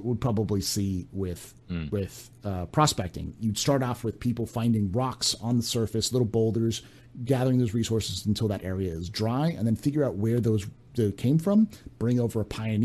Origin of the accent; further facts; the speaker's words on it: California, United States; I grew up in California